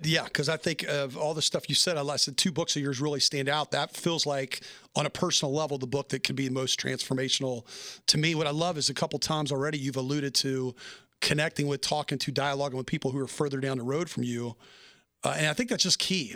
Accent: Nashville, Tennessee, United States; moved away; I'm from Na-, Nashville, Tennessee originally

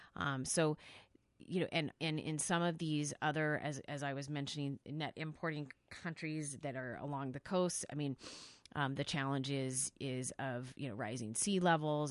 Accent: Salinas, California, United States; moved away; where I grew up in California

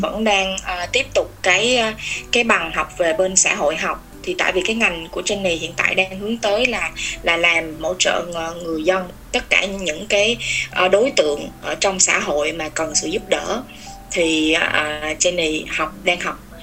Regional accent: Vietnam; moved away as an adult; now in Finland

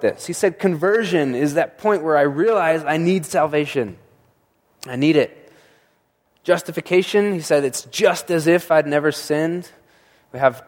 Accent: Monument, Colorado, United States; now in Colorado Springs, United States; I grew up in Monument where there's just tons of snow

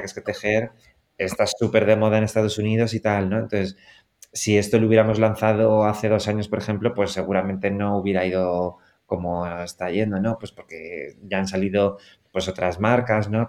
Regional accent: Spain; Nosotros que somos españoles

